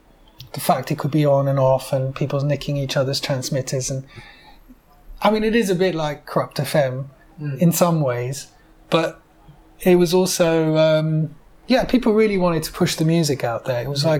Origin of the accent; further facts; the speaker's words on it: France; also born or lived in Belgium / England; I was brought up in France and Belgium and in England, moved around quite a bit.